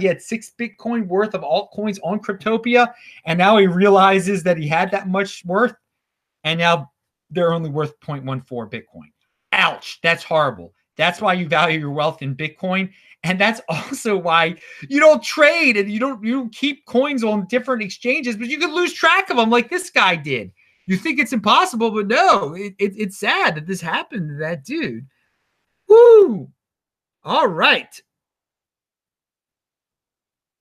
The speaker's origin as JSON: {"language": "English", "town": "Baltimore", "region": "Maryland", "country": "United States", "said": "I'm from Baltimore, city of the 1950s."}